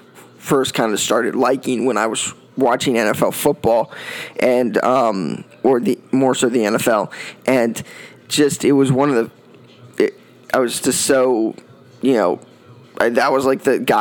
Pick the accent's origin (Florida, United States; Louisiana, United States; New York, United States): Florida, United States; this was a guy I grew up watching in Florida